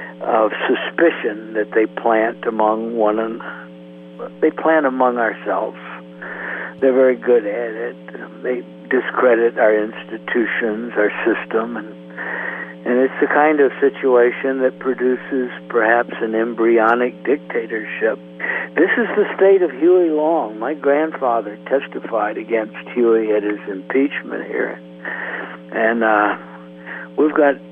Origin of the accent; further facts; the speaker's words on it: Texas-Louisiana Gulf Coast, United States; also born or lived in New Iberia, Louisiana; I grew up on the Texas-Louisiana Gulf Coast